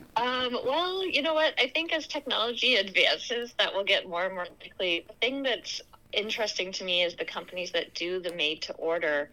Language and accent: English; Canada; now in Anchorage, United States; I'm Canadian originally